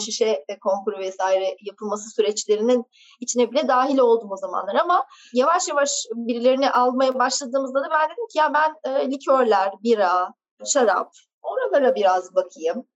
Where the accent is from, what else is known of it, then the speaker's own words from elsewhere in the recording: Ankara, Turkey; moved away as an adult; also born or lived in England / Istanbul; Doğma büyüme Ankaralıyım.